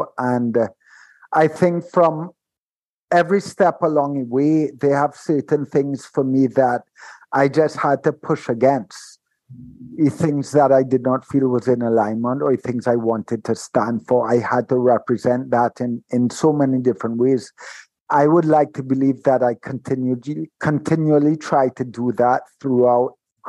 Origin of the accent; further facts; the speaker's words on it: Trinidad & Tobago; and being of the Caribbean as well, Simone, you know that this carries some weight. And growing up in Trinidad, when I tell people that I've never drank, they're like, what?